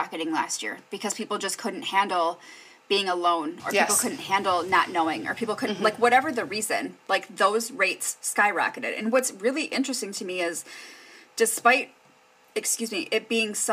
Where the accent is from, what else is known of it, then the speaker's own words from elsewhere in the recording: Kenosha, Wisconsin, United States; in Kenosha, that was hard for me to fathom because this is my home. My whole life has been here. My damn near 37 years of life has been here.